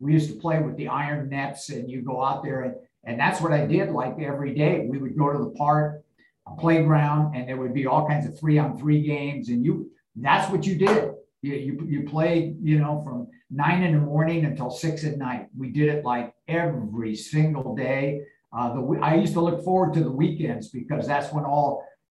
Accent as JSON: {"language": "English", "town": "San Francisco", "region": "California", "country": "United States", "tie": "born or raised there", "said": "I grew up in San Francisco, born and raised in the city."}